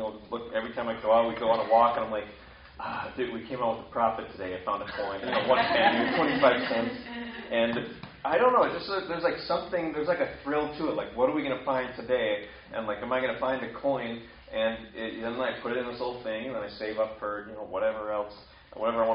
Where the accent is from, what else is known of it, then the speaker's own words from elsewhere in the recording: Wisconsin, United States; I'm from Wisconsin